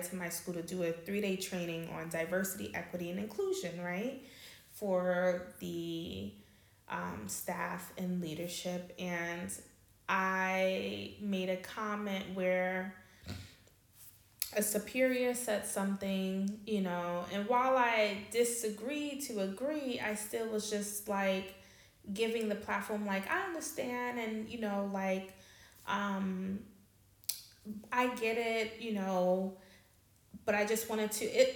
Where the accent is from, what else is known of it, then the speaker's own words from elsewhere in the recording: New York City, New York, United States; moved away as an adult; now in Amsterdam, Netherlands; I'm from New York. I'm from Queens